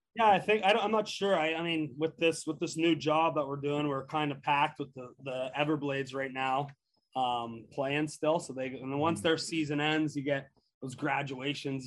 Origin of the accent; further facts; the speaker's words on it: Canada; moved away as an adult; also born or lived in Nebraska; growing up in Canada